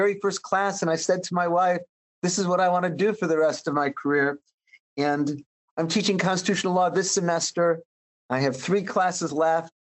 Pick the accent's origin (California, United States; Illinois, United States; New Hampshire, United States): Illinois, United States; Chicago; I grew up in Chicago on the far south side